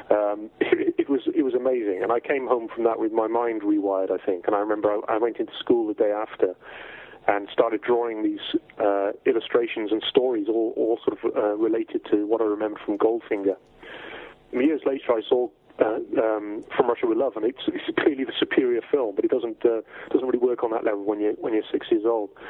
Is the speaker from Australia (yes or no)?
no; South West England, United Kingdom; now in Wales; I was born in Wales originally uh, in, 1966. My family, uh, I have sort of strong Welsh roots, but my family moved down to uh, Cornwall in England when I was fairly small. So I spent my formative years in that part of the world.